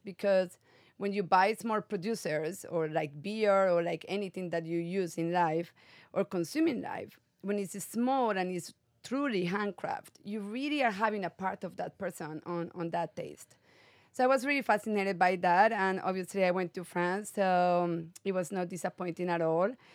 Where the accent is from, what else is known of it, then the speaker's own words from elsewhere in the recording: Medellín, Antioquia, Colombia; moved away as an adult; also born or lived in South Africa; now in California, United States; I was born and raised in Medellin, Colombia